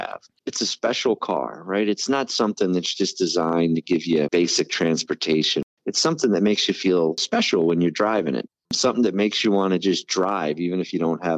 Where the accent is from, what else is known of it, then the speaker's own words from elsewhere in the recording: Maryland, United States; moved away; So for me, Maryland is home. That's where I was born, raised, and grew up.